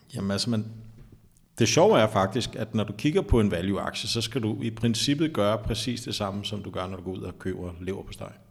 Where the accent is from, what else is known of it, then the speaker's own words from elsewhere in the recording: Taastrup, Capital Region of Denmark, Denmark; also born or lived in Sydhavnen, Copenhagen; jeg er faktisk fra Vestegnen. Som barn, der voksede op i Tostrup